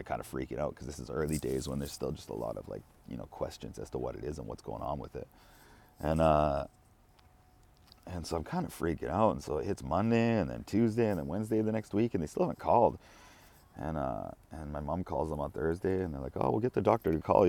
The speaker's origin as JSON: {"language": "English", "town": "Kamloops", "region": "British Columbia", "country": "Canada", "tie": "born or raised there", "moved": "as an adult", "lives_now": "Japan", "said": "my parents drove me back to Kamloops, my hometown"}